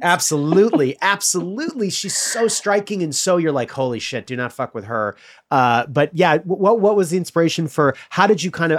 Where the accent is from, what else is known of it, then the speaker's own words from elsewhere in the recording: Illinois, United States; I'm from the Midwest too. I'm from Illinois